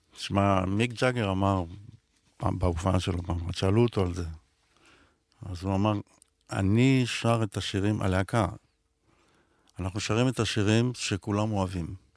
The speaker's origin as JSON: {"language": "Hebrew", "country": "Israel", "tie": "born or raised there", "said": "אני רוצה לחיות פה כמו שגדלתי פה, כמו שנולדתי"}